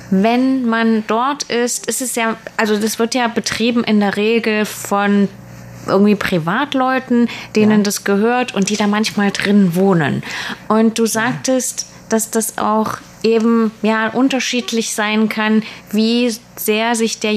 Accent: Germany; wäre das was für mich als Deutscher?

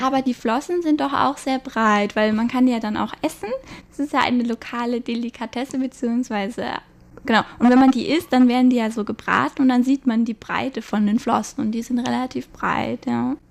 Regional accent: Munich, Bavaria, Germany; moved away as an adult; now in Taipei, Taiwan; ich komme aus München

